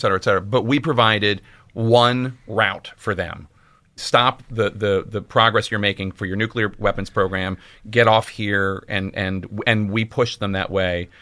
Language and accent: English; Philadelphia, Pennsylvania, United States; I'm from Philadelphia